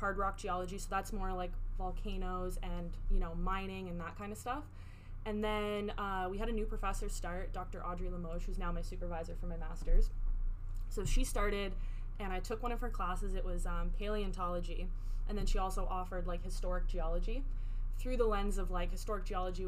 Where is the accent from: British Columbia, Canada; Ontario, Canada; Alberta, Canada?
British Columbia, Canada; Vancouver; moved away as an adult; also born or lived in Saint John, New Brunswick / Fredericton, New Brunswick; now in New Brunswick, Canada; I'm originally from Vancouver. Moved out to the East Coast about 6 years ago